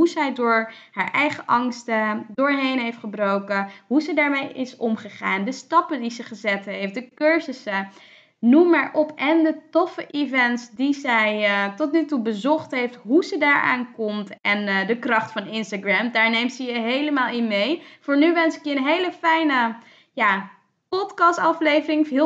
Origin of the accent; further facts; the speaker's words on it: town between Dordrecht and Rotterdam, South Holland, Netherlands; Nee, ik heb daar eigenlijk altijd gewoond. Ik ben geboren in Dordrecht, maar ik ben daar echt wel eh, opgegroeid.